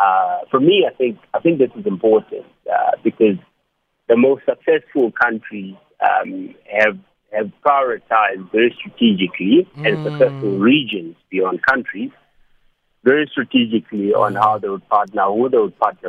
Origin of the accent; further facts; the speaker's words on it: South Africa; I'm a South African, the next person is Zambian.